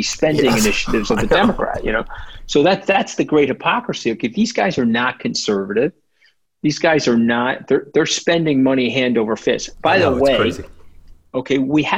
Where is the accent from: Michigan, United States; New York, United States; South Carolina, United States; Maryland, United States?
New York, United States; I'm a New Yorker